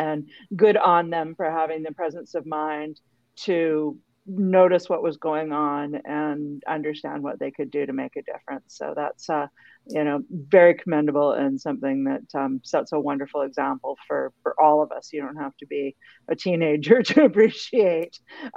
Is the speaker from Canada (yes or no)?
yes; Vancouver, British Columbia, Canada; my hometown of Vancouver